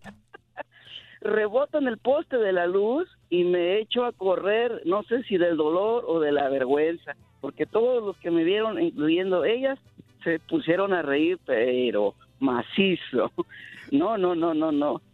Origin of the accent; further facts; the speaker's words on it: Rioverde, San Luis Potosí, Mexico; now in Phoenix, United States; Yo soy, nativo de Río Verde, San Luis Potosí